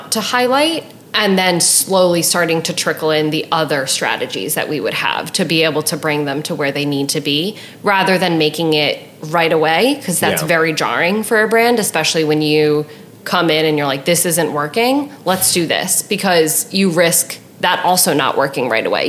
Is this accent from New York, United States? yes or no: yes; New York, United States; I'm from New York